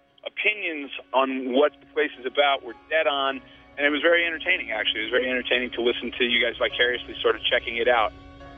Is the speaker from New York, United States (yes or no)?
yes; Syracuse, New York, United States; I'm from Syracuse, New York, and I'm as actually a road trip here driving down into Raleigh, North Carolina